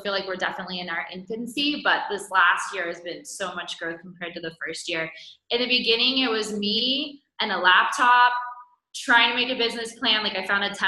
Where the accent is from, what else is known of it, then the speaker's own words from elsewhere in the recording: California, United States; now in Guatemala; my hometown in California